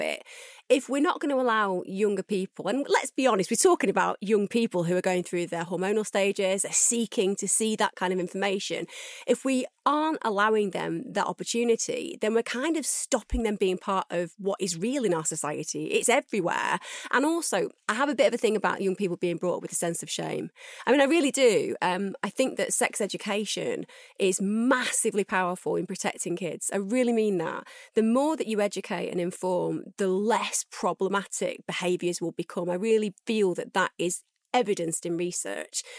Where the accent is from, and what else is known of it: United Kingdom